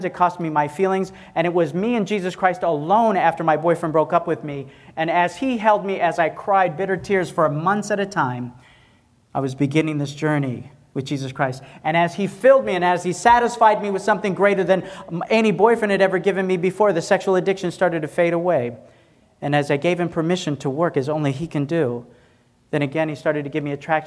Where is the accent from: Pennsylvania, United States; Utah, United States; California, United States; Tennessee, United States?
Tennessee, United States; I'm a country boy, I'm from Tennessee.